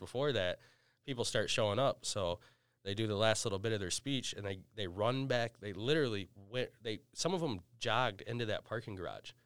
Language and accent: English; Battle Creek, Michigan, United States; I'm from Battle Creek